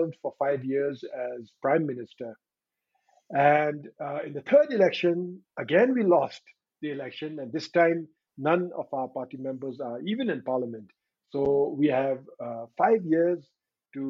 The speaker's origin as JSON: {"language": "English", "country": "Bhutan", "said": "I'm from Bhutan."}